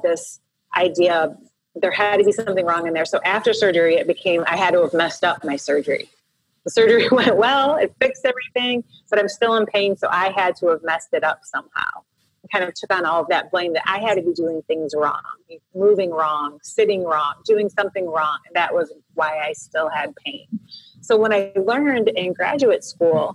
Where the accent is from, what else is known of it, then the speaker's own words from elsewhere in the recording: Royal Oak, Michigan, United States; moved away as an adult; also born or lived in Southern California; I actually grew up in Michigan in the Midwest of the United States in a suburb of Detroit called Royal Oak. So I was born and raised there.